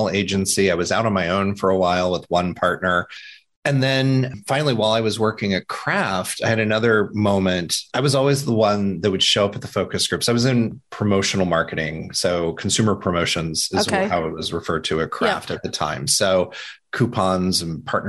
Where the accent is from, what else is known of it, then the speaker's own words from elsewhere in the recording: Indiana, United States; when I was growing up in Indiana